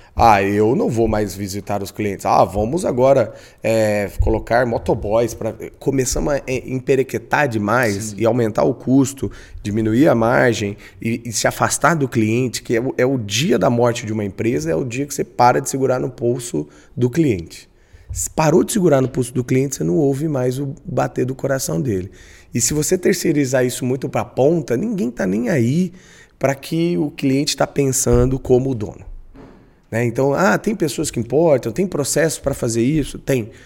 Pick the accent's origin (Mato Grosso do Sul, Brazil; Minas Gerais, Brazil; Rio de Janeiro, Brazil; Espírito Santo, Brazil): Mato Grosso do Sul, Brazil; Campo Grande; sou um bom campograndense, uhum. nascido e criado na Mata do Jacinto